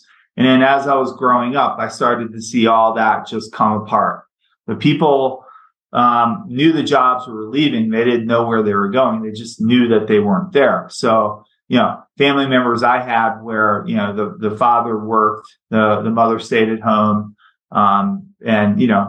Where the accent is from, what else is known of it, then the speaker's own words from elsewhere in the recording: Baltimore, Maryland, United States; I grew up in Baltimore, and I grew up right in the midst of deindustrialization. So Baltimore is a seaport town.